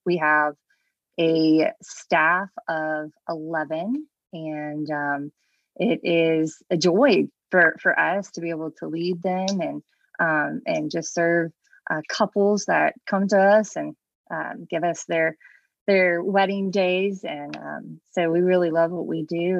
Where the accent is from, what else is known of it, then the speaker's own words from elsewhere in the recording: the East Coast of Virginia, United States; moved away as an adult; also born or lived in Charlottesville, Virginia; now in Richmond, United States; I'm originally from the East Coast uh, down near uh, the beach